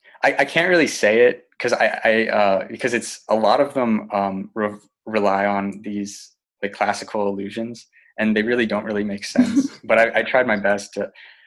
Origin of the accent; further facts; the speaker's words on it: Asheville, North Carolina, United States; also born or lived in San Diego, California; I'm originally from San Diego, California, although I moved around a lot as a kid. I grew up in Asheville, North Carolina.